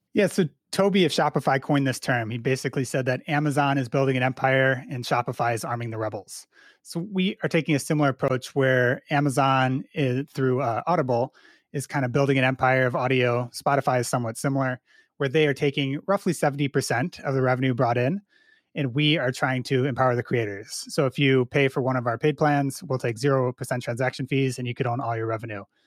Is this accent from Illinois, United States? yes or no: yes; Chicago, Illinois, United States; I grew up in the Chicago suburbs here